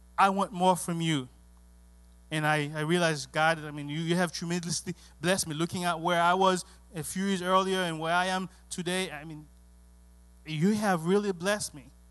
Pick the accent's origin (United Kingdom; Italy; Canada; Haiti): Haiti; English is a second language; moved away; also born or lived in Miami, United States; growing up in Haiti